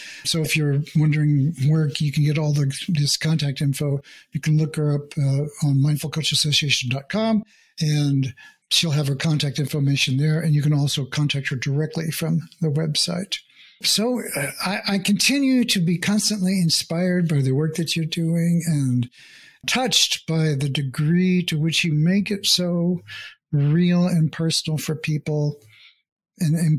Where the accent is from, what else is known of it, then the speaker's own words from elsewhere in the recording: United States; first language English; I'm born and bred in America